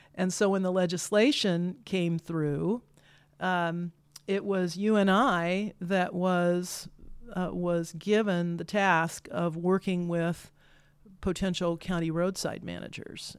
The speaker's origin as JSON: {"language": "English", "region": "Kansas", "country": "United States", "tie": "born or raised there", "moved": "yes", "lives_now": "Iowa, United States", "said": "I grew up in Kansas"}